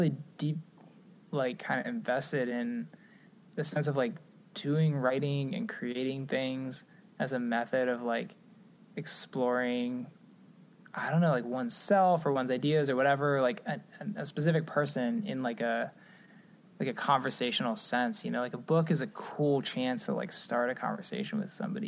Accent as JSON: {"language": "English", "town": "Cincinnati", "region": "Ohio", "country": "United States", "tie": "born or raised there", "said": "I'm from Cincinnati, Ohio."}